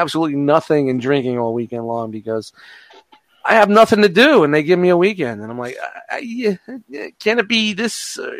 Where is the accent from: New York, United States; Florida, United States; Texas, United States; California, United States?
New York, United States; New York City; growing up in Brooklyn